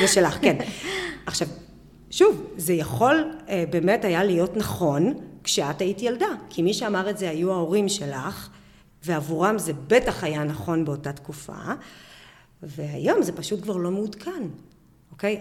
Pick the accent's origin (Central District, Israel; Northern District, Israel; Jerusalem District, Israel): Northern District, Israel; Bar'am; אני גדלתי בקיבוץ ברם בשנות ה-80